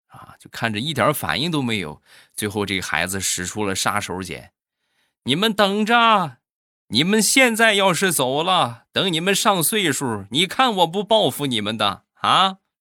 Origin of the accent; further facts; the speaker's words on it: Shandong, China; 还有就是我们山东的黄焖鸡米饭